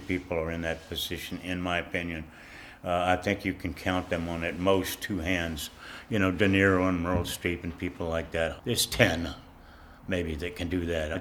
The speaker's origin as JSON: {"language": "English", "region": "Texas", "country": "United States", "said": "that was out of Dallas, my home state"}